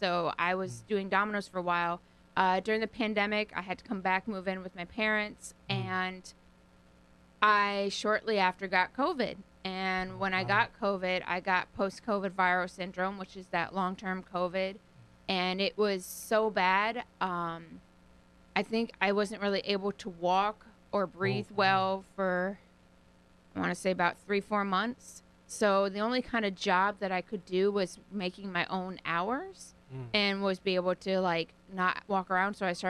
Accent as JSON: {"language": "English", "town": "North Haven", "region": "Connecticut", "country": "United States", "tie": "born or raised there", "also_born_or_lived": "Memphis", "said": "I lived in Memphis. I grew up in North Haven, but then I went to the University of Memphis."}